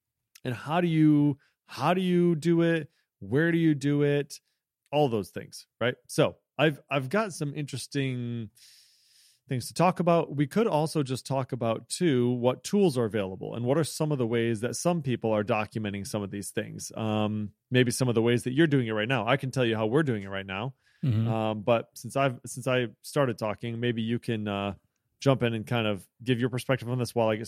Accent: Illinois, United States; I'm from Central Illinois.

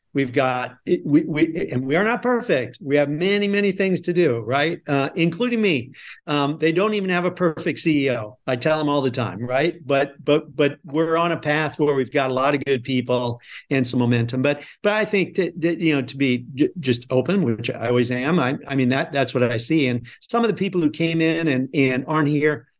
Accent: Nebraska, United States; moved away; I'm originally from Nebraska

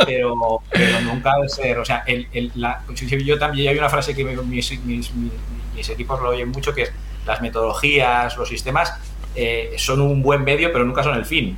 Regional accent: Region of Murcia, Spain; Yo soy un, un murciano de adopción que empezó hace ya 51 años eh, crecí, crecí y me, formé, me desarrollé allí

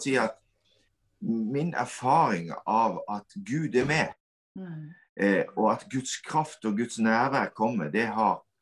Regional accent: Kvinesdal, Agder, Norway; moved away as an adult; now in Stord, Norway; jeg er oppvokst i Kvinesdal. Flytta til Stord og har hatt de siste 20 årene her

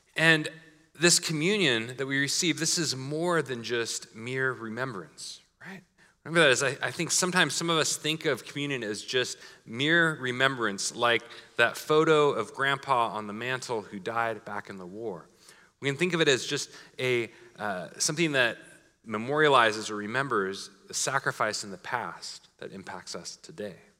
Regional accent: Portland, Oregon, United States; My hometown slogan was Keep Portland Weird.

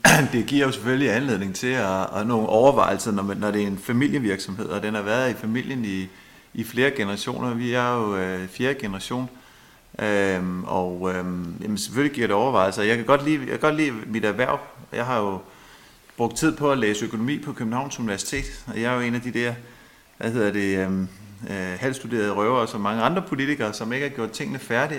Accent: Holbæk, Zealand, Denmark; jeg er jo født her i Holbæk. Uh, vi boede uden for Holbæk i Bredetved, der boede jeg sammen med mine forældre

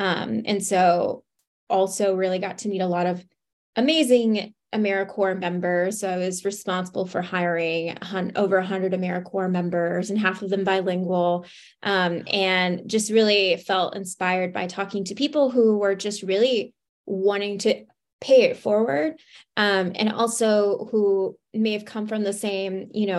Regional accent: Laredo, Texas, United States; So I am originally from Laredo, Texas, from the border, and ended up graduating from Texas State University with a degree in opera.

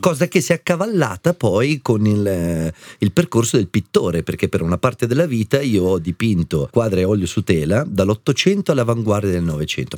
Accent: Arezzo, Tuscany, Italy; moved away as an adult; also born or lived in Milan; Io sono partito da Arezzo, senza un soldo

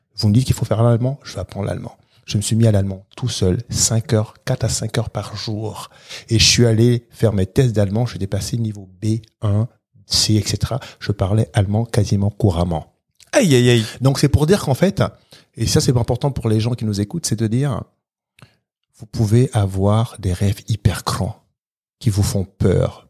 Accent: Gabon; now in France; Moi, je suis né au Gabon, d'un pays qui fait moins de 2 millions d'habitants.

